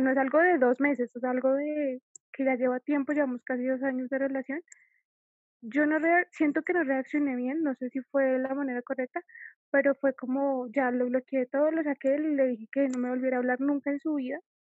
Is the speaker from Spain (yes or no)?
no; Colombia; yo soy de Colombia